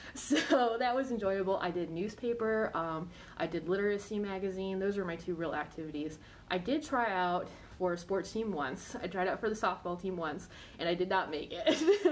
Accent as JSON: {"language": "English", "town": "Buffalo", "region": "New York", "country": "United States", "lives_now": "Virginia, United States", "said": "I'm not. I'm actually from Buffalo, New York."}